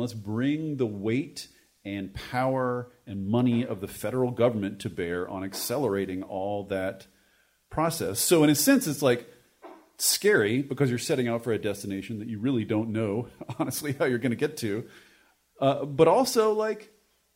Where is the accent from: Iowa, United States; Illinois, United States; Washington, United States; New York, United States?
Washington, United States; my home state of Washington